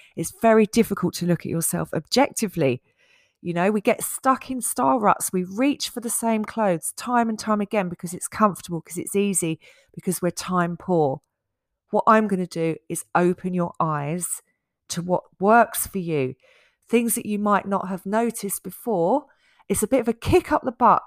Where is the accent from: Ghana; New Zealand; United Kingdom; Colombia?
United Kingdom; Essex, East of England; when I was growing up in Essex